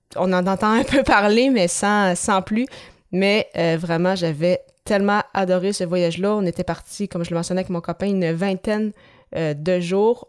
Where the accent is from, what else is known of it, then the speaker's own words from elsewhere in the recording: Quebec, Canada; chez nous à Québec